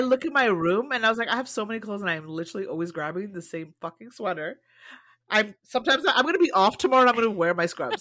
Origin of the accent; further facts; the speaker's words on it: Canada; I've always felt too Canadian to be African and too African to be Canadian